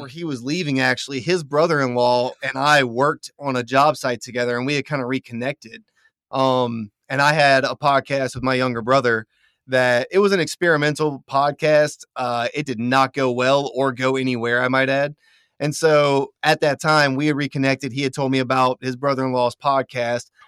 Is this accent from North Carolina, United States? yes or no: no; Louisiana, United States; I'm from Louisiana.